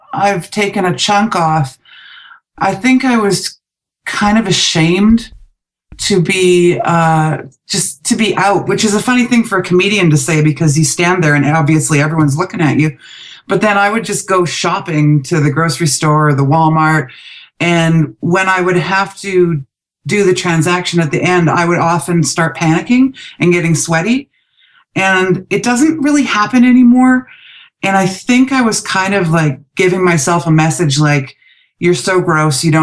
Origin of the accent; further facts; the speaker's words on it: Vancouver, British Columbia, Canada; moved away as an adult; also born or lived in Calgary; when I moved away from home from Vancouver to Calgary